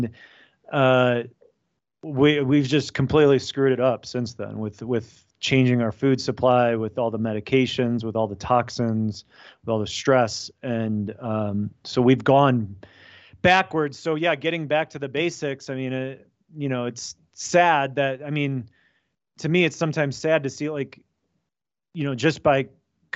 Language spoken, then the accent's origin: English; United States; my family's from Poland. My parents immigrated. I was born in America, but first generation American